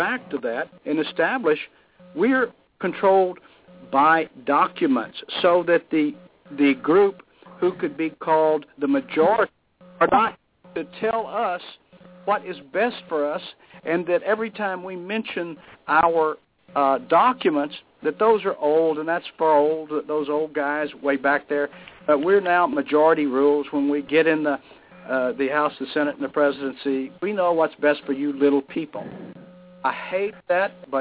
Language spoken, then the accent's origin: English; United States; I'm very proud of the heritage, but I am an American